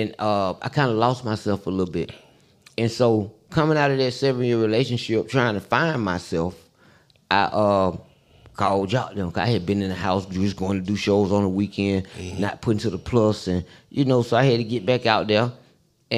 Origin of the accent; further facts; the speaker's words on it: Atlanta, Georgia, United States; we grew up in Southwest Atlanta.